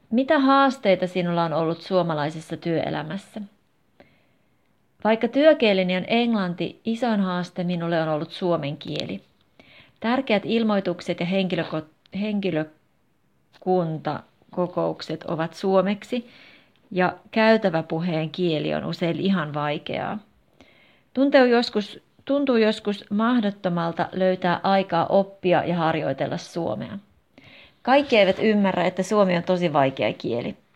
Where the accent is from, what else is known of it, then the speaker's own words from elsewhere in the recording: United States; Finnish is a second language; moved away as an adult; now in Jyväskylä, Finland; Minä olen kotoisin Yhdysvalloista, mutta olen asunut Jyväskylässä jo noin seitsemän vuotta.